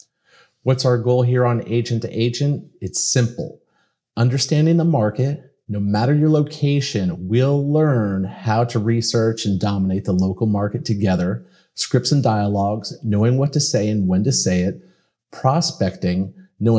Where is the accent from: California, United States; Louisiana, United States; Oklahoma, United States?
California, United States; Pasadena; now in Miami, United States; I was born in Pasadena, California